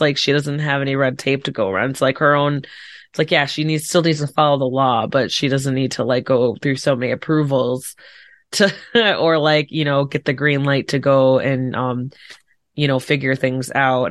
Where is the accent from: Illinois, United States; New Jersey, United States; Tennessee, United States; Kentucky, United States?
Illinois, United States; Chicago suburbs; I'm from, like, Chicago suburbs